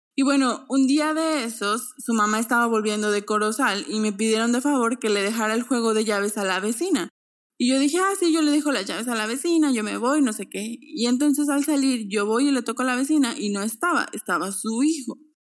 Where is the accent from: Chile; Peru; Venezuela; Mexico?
Mexico; moved away as an adult